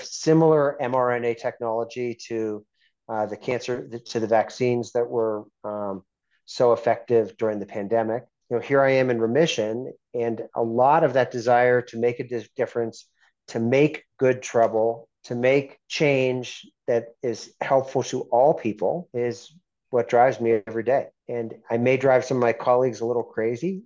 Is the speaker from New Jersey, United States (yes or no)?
no; Pittsburgh, Pennsylvania, United States; moved away; also born or lived in Abu Dhabi; I grew up in Pittsburgh, really nice Midwestern city